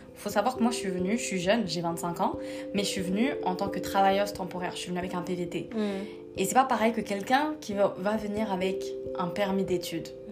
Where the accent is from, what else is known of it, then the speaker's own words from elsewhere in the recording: Paris, Île-de-France, France; moved away as an adult; now in Quebec, Canada; j'ai grandi à Paris, j'ai fait mes études à Paris